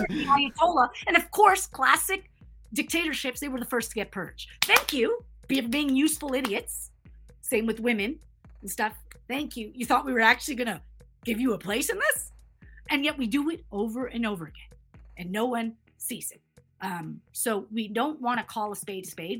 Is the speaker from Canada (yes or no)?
yes; Canada; also born or lived in United States; I'm American and Canadian, and I've lived and grown up in both countries